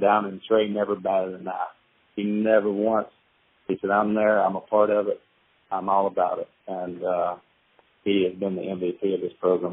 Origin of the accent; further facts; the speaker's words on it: North Carolina, United States; growing up in North Carolina